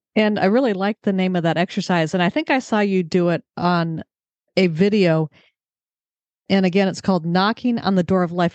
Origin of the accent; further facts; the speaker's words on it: California, United States; I grew up in California